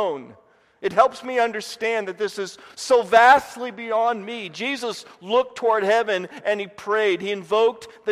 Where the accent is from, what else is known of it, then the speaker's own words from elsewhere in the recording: Indiana, United States; moved away as an adult; also born or lived in Dallas, Texas; I was from Indiana